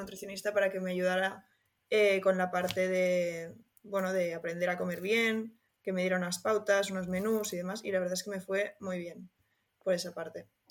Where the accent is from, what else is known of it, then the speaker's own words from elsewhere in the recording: Barcelona, Catalonia, Spain; soy una chica de Barcelona